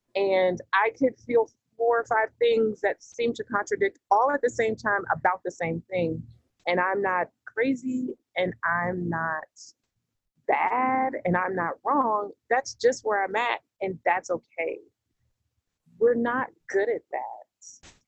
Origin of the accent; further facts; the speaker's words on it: the South, United States; I'm from the South. Uh, you know, I'm in the southeast part of the United States